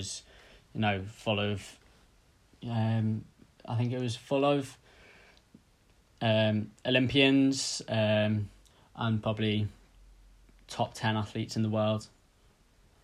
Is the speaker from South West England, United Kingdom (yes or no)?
no; the Wirral, North West England, United Kingdom; now in Teddington, United Kingdom; I'm from the Wirral, which, in case you don't know, is a little area outside of Liverpool.